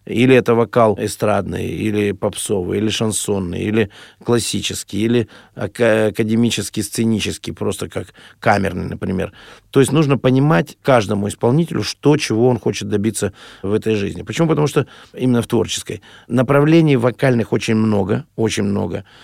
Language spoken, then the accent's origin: Russian; Urals, Russia; moved away; Я простой мальчишка с Урала, никогда не был за границей.